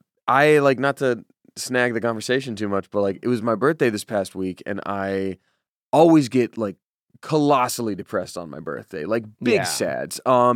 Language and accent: English; Georgia, United States; I'm from Georgia. Like, that would be, like, an hour drive into Atlanta during a school day, and then I'd miss school.